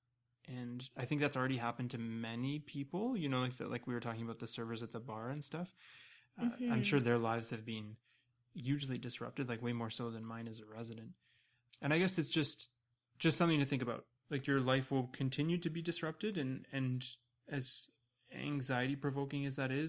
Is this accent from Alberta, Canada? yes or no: no; Toronto, Ontario, Canada; I grew up in Toronto, so I lived through SARS